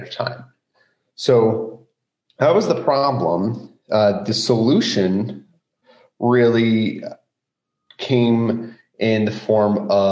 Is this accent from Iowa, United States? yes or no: yes; Roland, Iowa, United States; I grew up in the Midwest, actually a small town here in central Iowa, Roland.